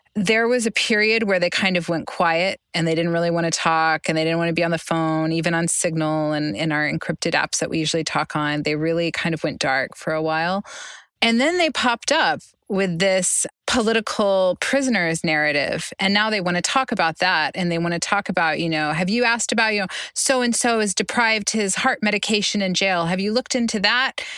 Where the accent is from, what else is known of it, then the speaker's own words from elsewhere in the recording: Oklahoma, United States; my home state, Oklahoma